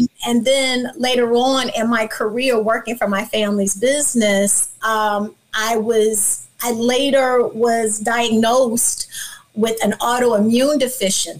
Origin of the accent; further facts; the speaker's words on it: Chicago, Illinois, United States; now in Orlando, Florida, United States; I'm from Chicago, Illinois.